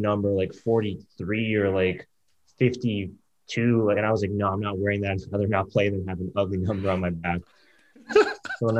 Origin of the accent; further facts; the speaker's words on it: Detroit, Michigan, United States; growing up in Detroit